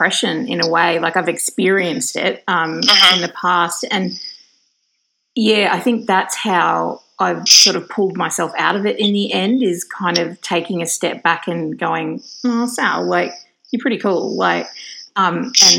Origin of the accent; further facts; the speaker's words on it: Australia; being Australian